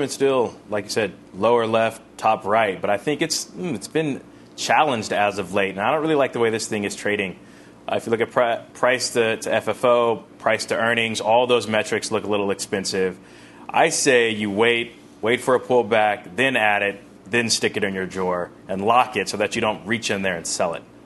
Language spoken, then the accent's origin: English; California, United States; California, my home state